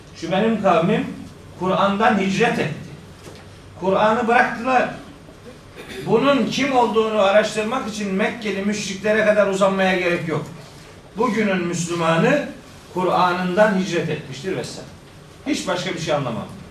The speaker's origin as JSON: {"language": "Turkish", "town": "Of", "region": "Trabzon", "country": "Turkey", "said": "Ben de Ofluyum"}